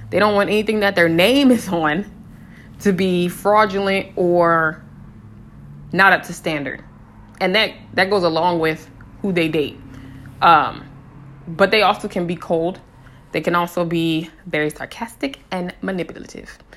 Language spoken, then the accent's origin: English; Colorado, United States; born there; I used to live in uh, Colorado. Well, I was born in Colorado